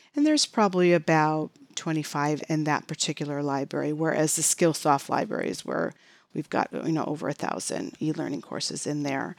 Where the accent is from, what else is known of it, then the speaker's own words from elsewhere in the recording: Chicago, Illinois, United States; now in Phoenix area, United States; I was born and raised in Chicago